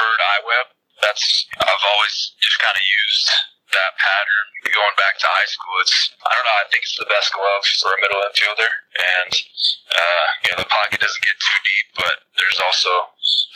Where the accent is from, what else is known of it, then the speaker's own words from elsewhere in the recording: Texas, United States; moved away; I grew up in Texas